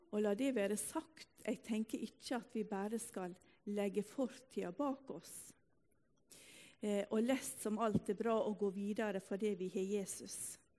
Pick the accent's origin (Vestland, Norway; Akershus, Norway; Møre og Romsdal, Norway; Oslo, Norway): Møre og Romsdal, Norway; Ulsteinvik; also born or lived in Salte, Bryne; now in Bryne, Norway; Denne teksten har vi hørt fra vi var fødde På bedehuset hjemme i Ulsteinvik